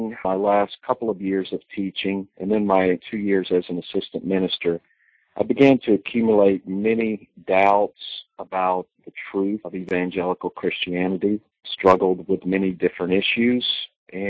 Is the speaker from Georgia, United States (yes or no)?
yes; Georgia, United States; I was born in the Bible Belt, born in Georgia, to a family